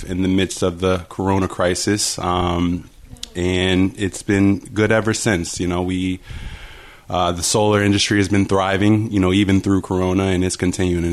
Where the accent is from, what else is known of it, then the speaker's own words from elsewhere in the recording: Virginia Beach, Virginia, United States; moved away as an adult; also born or lived in Fairmont, West Virginia / Florida; Virginia Beach is my true home. Grew up there my entire life